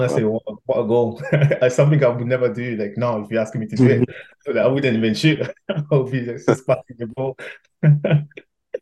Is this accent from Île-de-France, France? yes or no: yes; Paris, Île-de-France, France; English is a second language; moved away; also born or lived in England; growing up in Paris